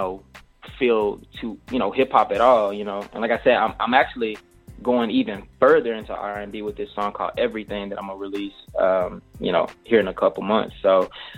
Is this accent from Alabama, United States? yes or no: yes; Montgomery, Alabama, United States; now in Houston, United States; I'm from Alabama, Gumtown, 334-36108.